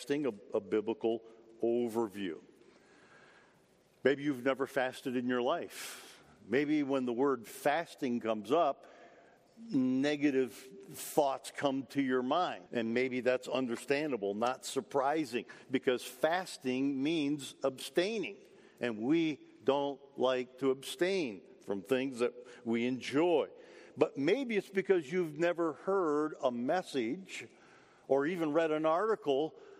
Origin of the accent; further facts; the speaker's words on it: Michigan, United States; also born or lived in Detroit; I grew up in Michigan, lived in Detroit while I was in school for a period of time.